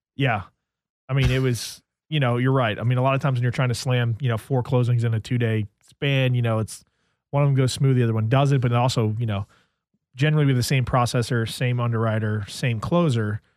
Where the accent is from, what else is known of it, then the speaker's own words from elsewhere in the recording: New Jersey, United States; moved away; I grew up in New Jersey